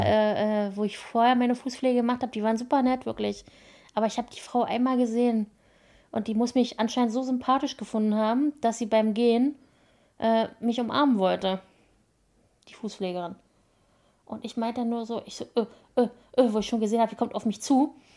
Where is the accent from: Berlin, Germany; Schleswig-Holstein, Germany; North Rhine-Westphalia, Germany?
Berlin, Germany; now in Brandenburg, Germany; Ich bin in Berlin geboren